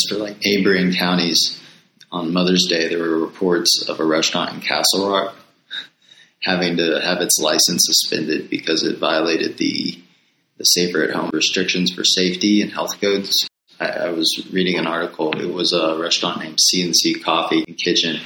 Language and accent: English; Florida, United States; now in Denver, United States; I'm from Florida